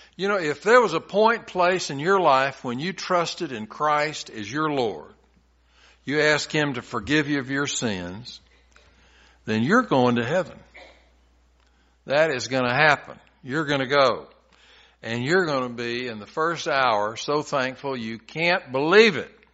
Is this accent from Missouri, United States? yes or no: no; Tennessee, United States; When I was a little boy growing up in Tennessee